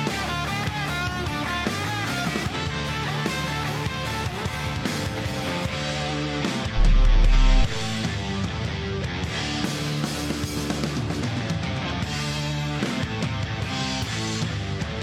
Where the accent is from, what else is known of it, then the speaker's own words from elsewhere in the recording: United States; as an American